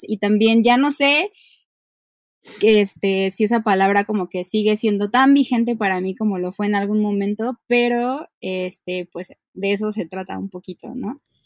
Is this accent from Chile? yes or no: no; Mexico City, Mexico; soy una ilustradora de la Ciudad de México